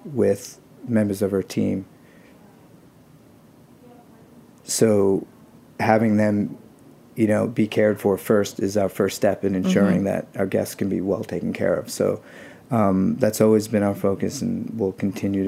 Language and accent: English; New York City, New York, United States; born or raised there